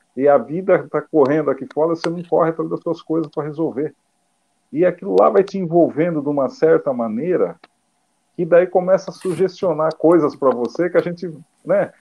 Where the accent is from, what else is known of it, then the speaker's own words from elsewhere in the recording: Brazil; como eu sou brasileiro